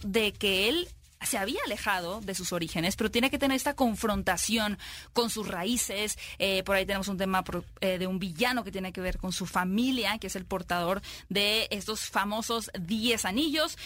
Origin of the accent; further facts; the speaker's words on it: Mexico; nosotros como mexicanos